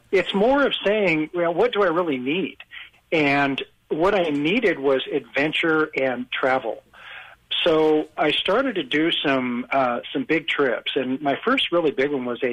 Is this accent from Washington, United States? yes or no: no; Boise, Idaho, United States; I was born and raised in Boise, Idaho